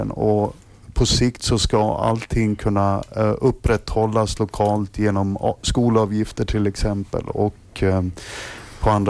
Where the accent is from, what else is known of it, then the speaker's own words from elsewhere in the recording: Sweden; om, om jag som svensk lärare kan förstå de här teknikerna